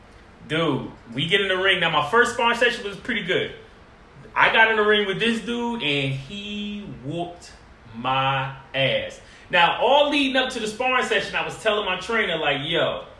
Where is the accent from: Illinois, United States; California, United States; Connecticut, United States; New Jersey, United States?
New Jersey, United States; Newark; I grew up in Newark. Projects, all that shit.